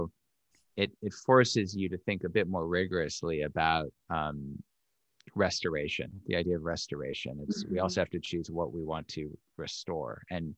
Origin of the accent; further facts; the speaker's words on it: New York City, New York, United States; I grew up in New York City, and I the closest thing I got to nature, I guess, was Central Park or a baseball game, maybe, the expanse of you know, Shea Stadium.